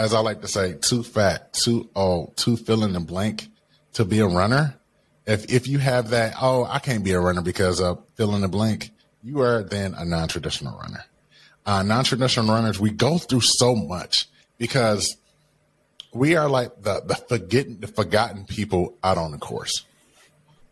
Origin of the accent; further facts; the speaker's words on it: Detroit, Michigan, United States; I grew up in Detroit, Michigan, right? On the east side of Detroit, one of the roughest parts of the cities.